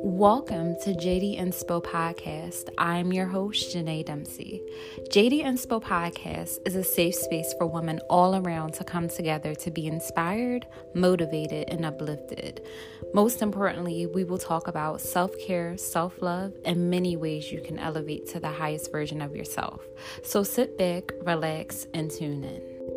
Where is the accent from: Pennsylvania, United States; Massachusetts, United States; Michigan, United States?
Pennsylvania, United States; Philadelphia; I grew up in Philly all of my life